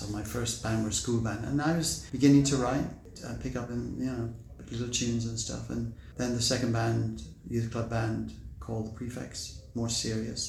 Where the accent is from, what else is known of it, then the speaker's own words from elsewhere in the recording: Swindon, South West England, United Kingdom; also born or lived in Waterford, Ireland; my musical background stems from growing up in Swindon, not the first 7 years in Ireland